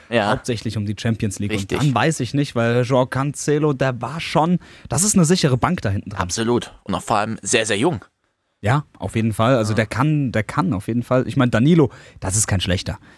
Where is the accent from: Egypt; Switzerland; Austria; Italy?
Italy; Ihr habt es gehört, Francesco, ich bin Italiener.